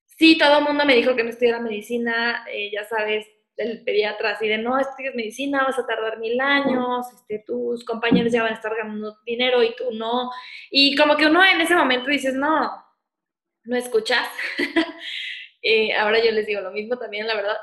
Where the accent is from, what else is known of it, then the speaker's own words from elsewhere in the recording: Morelia, Michoacán, Mexico; moved away as an adult; also born or lived in Guadalajara; yo soy de Morelia y me fui a Guadalajara a estudiar